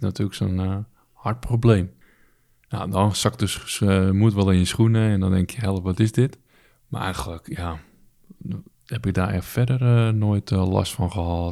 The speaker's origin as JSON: {"language": "Dutch", "town": "Alkmaar", "region": "North Holland", "country": "Netherlands", "tie": "born or raised there", "said": "Ik ben vanuit Alkmaar, waar ik geboren ben, gelijk naar het A M C gebracht."}